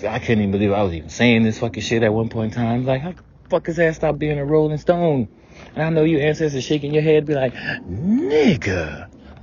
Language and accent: English; the South, United States; growing up in the South.